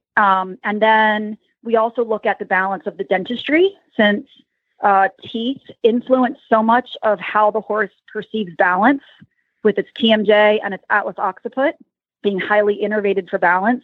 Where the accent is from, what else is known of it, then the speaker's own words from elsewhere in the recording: Lancaster County, Pennsylvania, United States; something comes out and shows I'm from Lancaster County